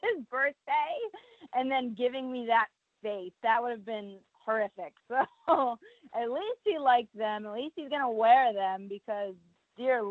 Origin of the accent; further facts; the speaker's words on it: suburbs of Philadelphia, Pennsylvania, United States; accent: Philly; I'm in the suburbs of Philadelphia. So, technically, yeah. I mean, like, it's like Philly kind of slang, I guess. Everybody around here has like a very thick Philly accent.